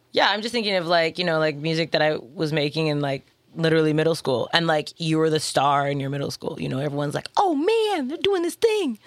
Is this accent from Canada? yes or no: yes; Toronto, Ontario, Canada; I'm from Toronto.